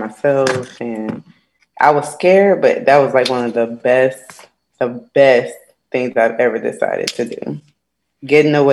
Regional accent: Chicago, Illinois, United States; moved away as an adult; also born or lived in Michigan; now in Georgia, United States; I'm from Chicago

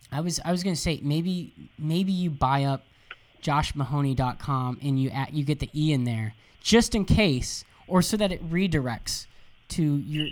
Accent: Jacksonville, Florida, United States; I'm originally I, am from Jacksonville, Florida

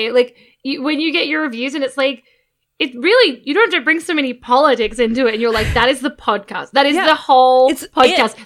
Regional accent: Australia; now in United States; as an Australian

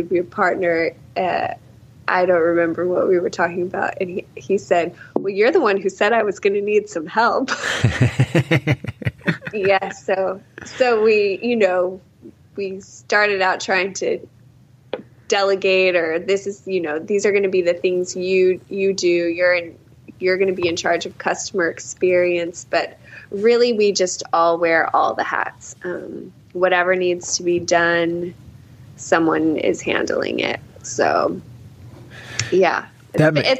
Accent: El Paso, Texas, United States; I grew up in El Paso in the very farthest tip of West Texas

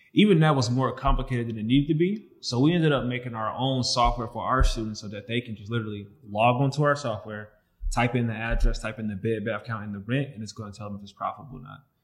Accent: St. Louis, Missouri, United States; we come from St. Louis to inner city.

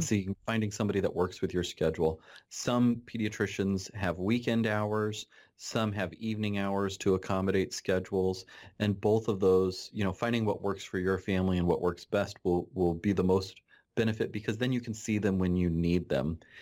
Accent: Nebraska, United States; I am a, uh, pediatrician in Nebraska. I grew up in my home, or I grew up here where I'm working. I'm back in my hometown

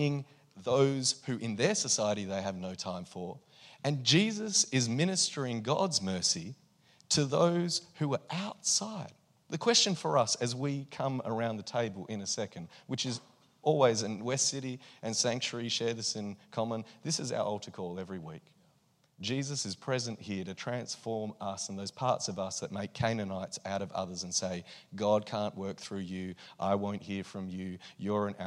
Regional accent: Australia; I'm Australian and I'm here as a visitor

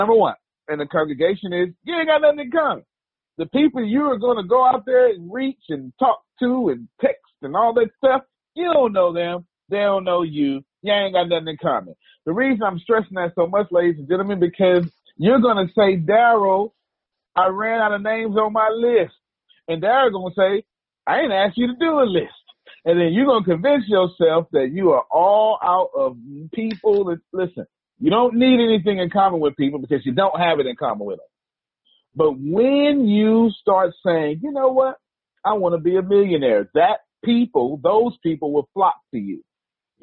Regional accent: Texas, United States; I'm from Texas

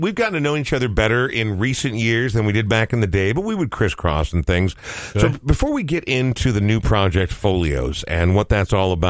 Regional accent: Coon Rapids, Minnesota, United States; I grew up in Coon Rapids, so the last thing I'm going to do is make fun of anybody, okay? Yeah. I grew up outside the 694 and the 494 loop.

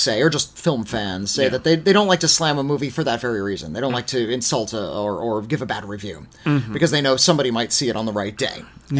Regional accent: Bolivia; I grew up in Bolivia under alternating fascist and communist regimes with interregnums that sometimes devolved into pure anarchy.

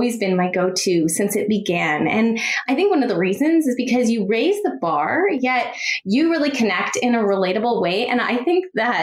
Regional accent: Canada; now in San Francisco Bay Area, United States; I am Canadian, born and raised

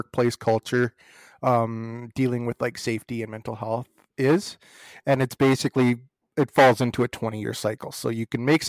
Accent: Hanna, Alberta, Canada; I grew up in a small town. I grew up in Hanna, and it was kind of right from the get-go, because that's a very oil and gas, coal mining, farming and ranching community.

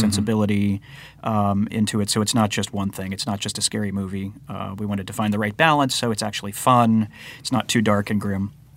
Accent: Nebraska, United States; moved away as an adult; since we moved out from Nebraska

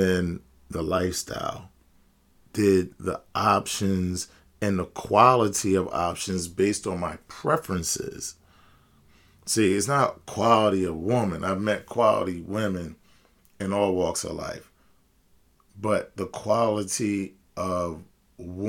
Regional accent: United States; as I'm speaking as an American

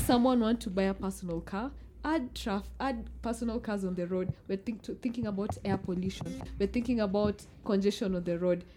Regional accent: Eldoret, Uasin Gishu County, Kenya; I'm from Eldoret

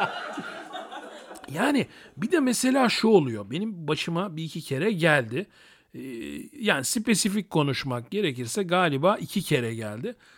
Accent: Turkey; also born or lived in Thessaloniki (ancestry)

